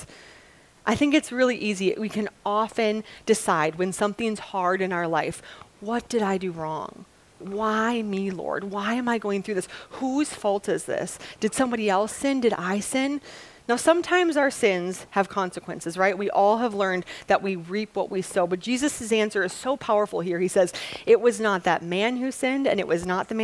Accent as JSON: {"language": "English", "region": "Wisconsin", "country": "United States", "said": "I'm from Wisconsin"}